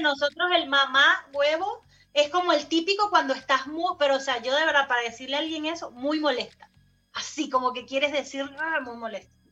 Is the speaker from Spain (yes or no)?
no; Barquisimeto, Lara, Venezuela; now in Chile; en el estado Lara, de donde yo soy, en la ciudad, allá en Marquisimeto